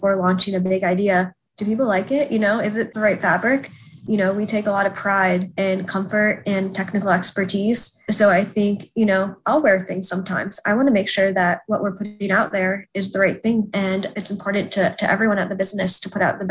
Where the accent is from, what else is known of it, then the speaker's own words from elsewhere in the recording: Indianapolis, Indiana, United States; moved away as an adult; also born or lived in New York; I grew up in Indianapolis